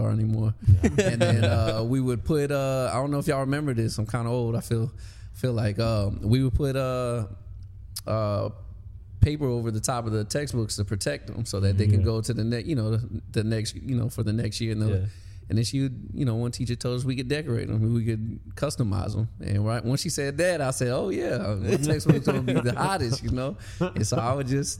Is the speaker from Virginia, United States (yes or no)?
yes; Newport News, Virginia, United States; I'm from Newport News